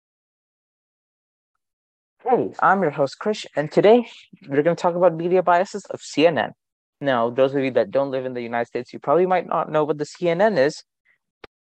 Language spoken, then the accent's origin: English; India; I'm Indian